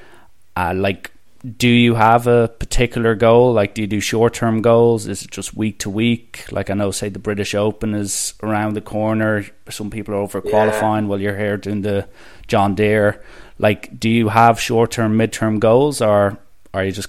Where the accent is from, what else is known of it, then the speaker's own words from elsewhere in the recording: Ireland; as an Irishman